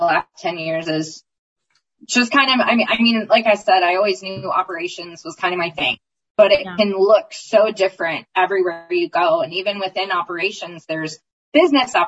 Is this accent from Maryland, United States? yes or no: yes; Maryland, United States; moved away; also born or lived in Indiana / Oklahoma / Texas; I love Maryland. I'm from Maryland